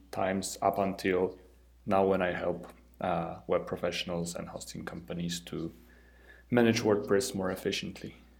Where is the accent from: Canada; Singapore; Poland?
Poland; I'm from Poland